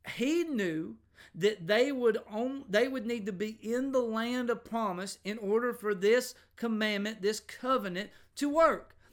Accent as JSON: {"language": "English", "country": "United States", "tie": "born or raised there", "said": "I grew up in America"}